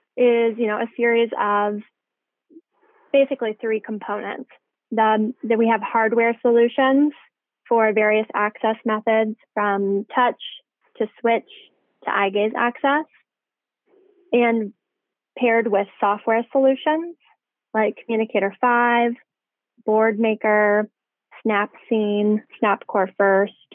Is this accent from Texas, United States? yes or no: no; Indiana, United States; moved away as an adult; also born or lived in Tennessee / Denver; now in Bay Area, United States; I'm from Indiana originally, so a long way from home right now